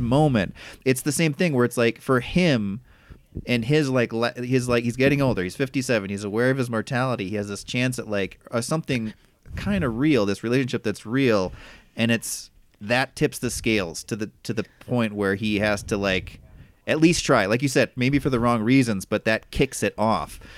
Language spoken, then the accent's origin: English; Midwest, United States; growing up in the Midwest